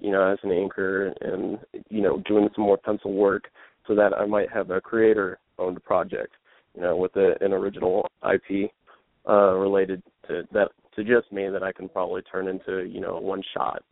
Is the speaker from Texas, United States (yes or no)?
yes; Dallas, Texas, United States; my hometown here in Dallas